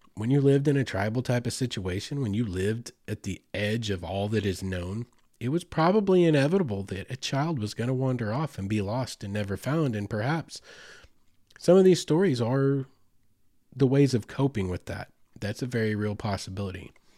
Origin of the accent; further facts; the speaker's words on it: Choctaw Nation of Oklahoma, United States; I grew up in the Choctaw Nation of Oklahoma, Southeast Oklahoma.